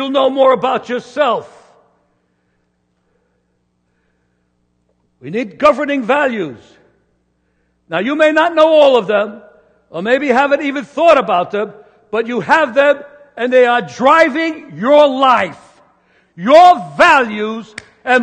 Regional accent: New York City, New York, United States; I was born in New York City on brick and mortar with no trees

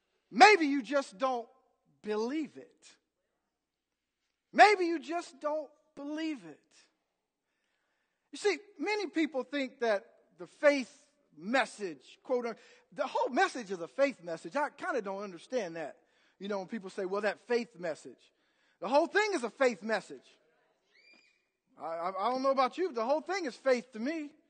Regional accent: Bloomington, United States; I grew up in Bloomington. And, you know, if you grew up in this city, you would be.

